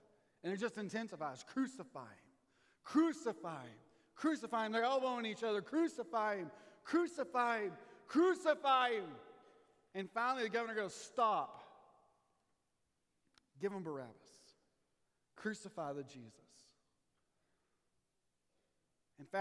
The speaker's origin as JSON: {"language": "English", "region": "Texas", "country": "United States", "tie": "born or raised there", "said": "my hometown team, the Rangers"}